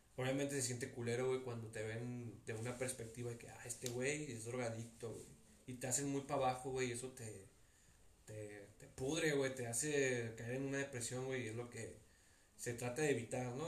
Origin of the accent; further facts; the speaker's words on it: Tepic, Nayarit, Mexico; yo nací aquí en Tepic, ¿verdad? Tú sabes, aquí me la he pasado mis 21 años, no me he ido a vivir a otro lado